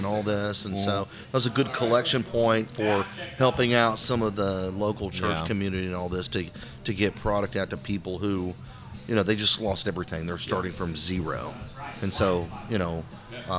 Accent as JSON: {"language": "English", "town": "Kingwood", "region": "Texas", "country": "United States", "tie": "born or raised there", "said": "I'm from Kingwood. I grew up there, went to Kingwood High School, from my perspective, I'm getting to open a brewery in my hometown"}